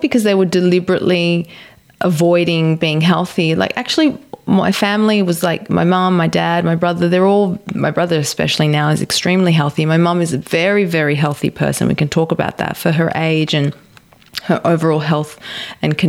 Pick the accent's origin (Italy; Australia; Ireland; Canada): Australia; growing up in an Italian household, both my parents are Italian, growing up in Australia